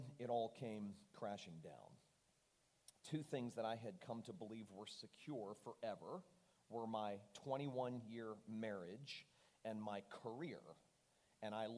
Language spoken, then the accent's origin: English; Fort Lauderdale, Florida, United States; I was leading a large, well-known church in my hometown of Fort Lauderdale.